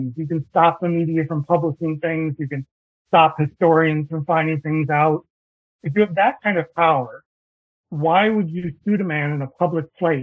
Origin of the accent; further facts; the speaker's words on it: Minnesota, United States; I'm from Minnesota